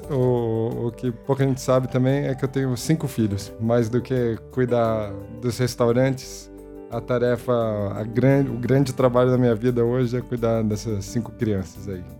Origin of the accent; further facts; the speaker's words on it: São Paulo, Brazil; Nasci num bairro muito próximo à Vila Medeiros, que é onde a gente vive hoje, onde o Mocotó está há 45 anos. E foi ali que eu me criei